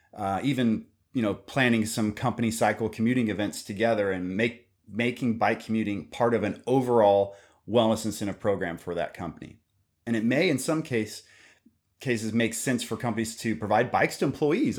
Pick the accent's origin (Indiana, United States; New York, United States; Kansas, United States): Kansas, United States; I'm also from Kansas